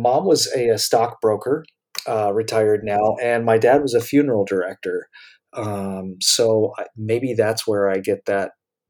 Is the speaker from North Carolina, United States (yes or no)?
yes; North Carolina, United States; also born or lived in Michigan / Florida; I was born in Michigan, grew up in between Florida and North Carolina. I moved around a lot, even though I don't have parents in the military. So I basically became an adult in North Carolina